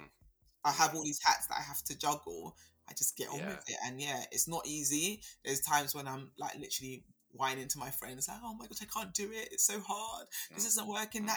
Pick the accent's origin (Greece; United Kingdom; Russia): United Kingdom; London; also born or lived in Birmingham; I was born and raised in Southeast London